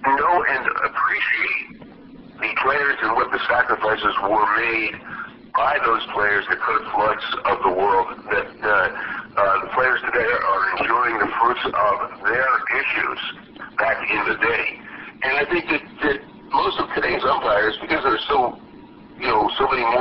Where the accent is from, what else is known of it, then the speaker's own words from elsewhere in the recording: United States; For a young guy, uh, growing up in America and being an all-American kid